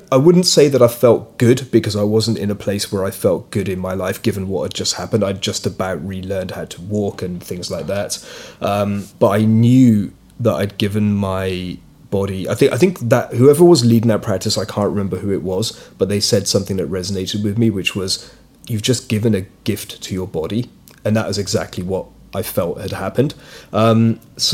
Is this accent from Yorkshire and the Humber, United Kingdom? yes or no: no; London, United Kingdom; So I'm British, but I'm of Indian origin. My parents are immigrants from East Africa, so I was born in the UK. I grew up here.